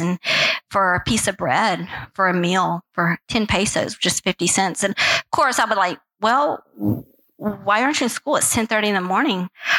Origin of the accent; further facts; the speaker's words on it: Peru; also born or lived in Guatemala / Mexico; So I grew up in Guatemala, Mexico, and mostly Peru.